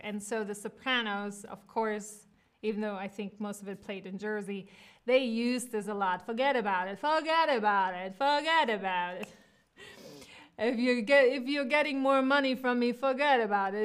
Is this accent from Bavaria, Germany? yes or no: no; Cologne, North Rhine-Westphalia, Germany; now in New York, United States; I was born in Cologne